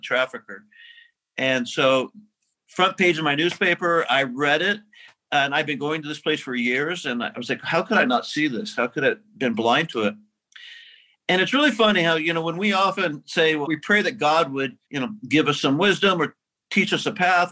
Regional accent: Midwest, United States; moved away as an adult; also born or lived in Santa Barbara; now in San Francisco, United States; I grew up in the Midwest

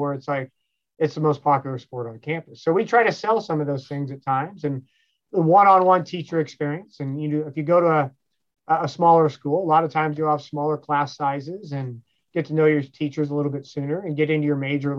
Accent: Kansas, United States; moved away; where I'm from Kansas

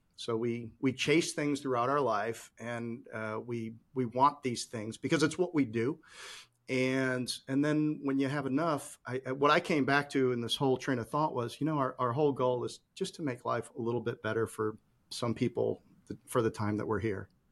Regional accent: Chicago, Illinois, United States; now in North Carolina, United States; I grew up in Chicago

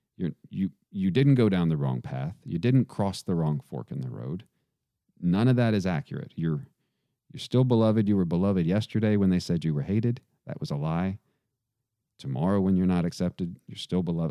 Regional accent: Texas, United States; I grew up playing football in Texas

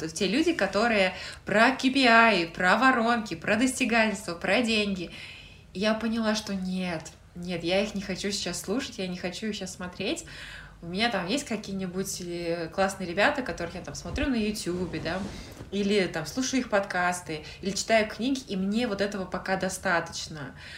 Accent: Russia; now in United Kingdom; я из России

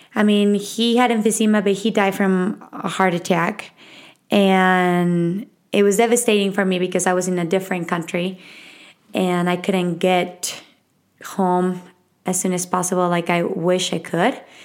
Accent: Mexico City, Mexico; accent: Mexican; English is a second language; moved away; I was raised in Mexico City. I was born and raised there

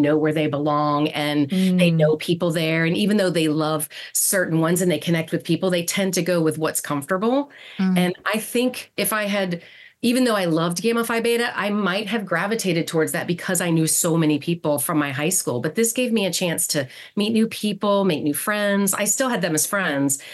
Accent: Marietta, Georgia, United States; I pretty much grew up here in Atlanta, in Marietta, Georgia. I bounced around a little bit when I was younger

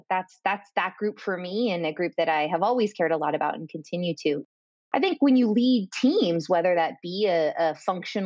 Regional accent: California, United States; moved away as an adult; also born or lived in London / Dublin; I am from California and currently residing in California

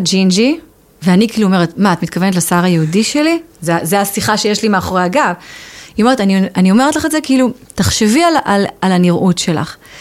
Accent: Israel; accent: Israeli; moved away as an adult; also born or lived in England; now in United Kingdom; אני גדלתי בישראל

